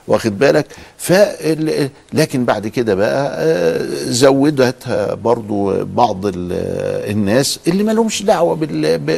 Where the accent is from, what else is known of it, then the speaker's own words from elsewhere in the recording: Egypt; إحنا عندنا في مصر هنا